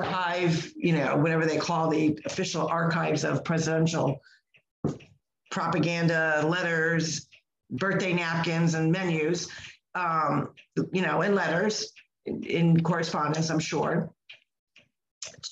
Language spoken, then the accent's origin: English; United States; as an American